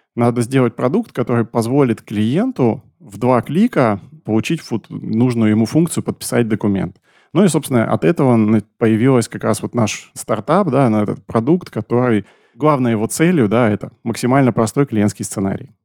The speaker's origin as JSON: {"language": "Russian", "town": "Novosibirsk", "region": "Novosibirsk Oblast", "country": "Russia", "said": "я из Новосибирска, часть нашей команды из Новосиба"}